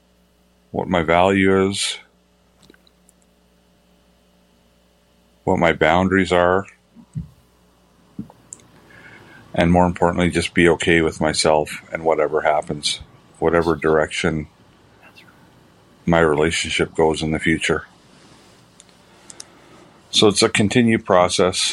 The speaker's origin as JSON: {"language": "English", "town": "Denver", "region": "Colorado", "country": "United States", "said": "I'm from Denver, Colorado."}